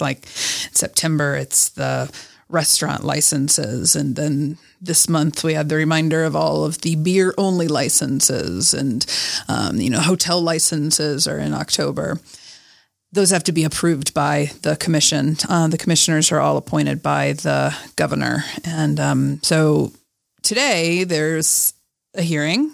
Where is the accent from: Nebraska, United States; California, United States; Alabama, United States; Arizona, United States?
Alabama, United States; moved away as an adult; also born or lived in Montana; now in Salt Lake City, United States; I was born in Alabama